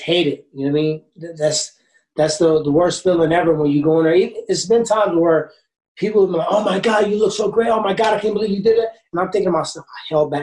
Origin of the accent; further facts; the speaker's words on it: Ferguson, Missouri, United States; I grew up in Ferguson